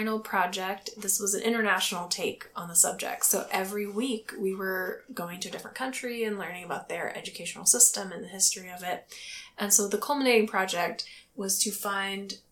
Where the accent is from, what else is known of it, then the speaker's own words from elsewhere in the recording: United States; I'm American